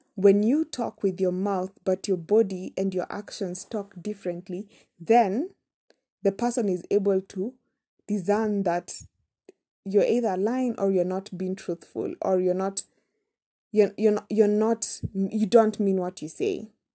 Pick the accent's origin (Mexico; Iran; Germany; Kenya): Kenya; we come from Kenya. We pronounce things differently.